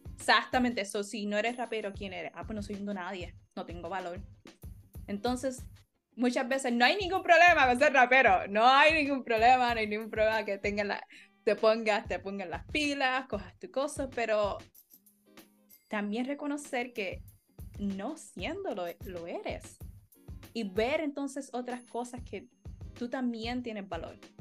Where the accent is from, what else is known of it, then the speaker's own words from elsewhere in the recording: Puerto Rico; como puertorriqueños